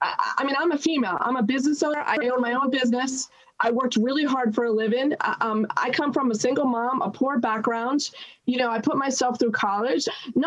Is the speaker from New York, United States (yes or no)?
yes; New York, United States; I'm from New York.